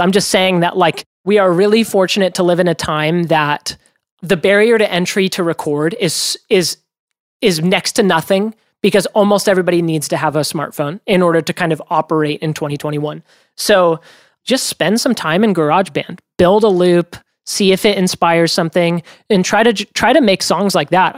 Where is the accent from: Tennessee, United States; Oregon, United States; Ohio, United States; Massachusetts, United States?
Oregon, United States; I grew up in Oregon